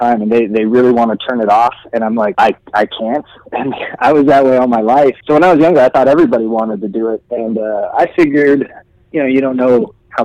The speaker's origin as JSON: {"language": "English", "town": "Riverside", "region": "California", "country": "United States", "tie": "born or raised there", "also_born_or_lived": "Kansas City, Missouri / Chatsworth, Los Angeles", "said": "Then we moved a little bit east out of the city towards Riverside, and I grew up there. So I grew up in Southern California. I was raised in Southern California."}